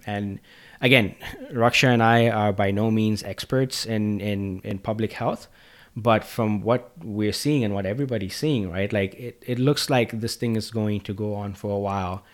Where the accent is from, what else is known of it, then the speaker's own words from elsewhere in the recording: Zambia; moved away; I'm from Africa